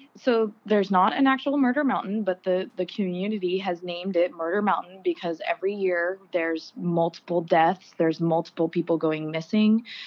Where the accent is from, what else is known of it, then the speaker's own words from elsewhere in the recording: Park City, Utah, United States; also born or lived in Garberville, California; I was raised in Park City, Utah.